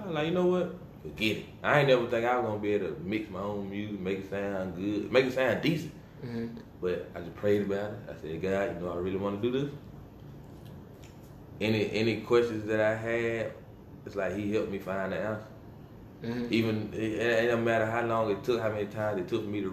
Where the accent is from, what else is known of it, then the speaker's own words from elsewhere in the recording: Rock Hill, South Carolina, United States; I'm from Rock Hill.